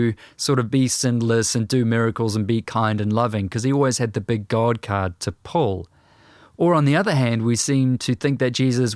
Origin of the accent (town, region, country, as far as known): New Zealand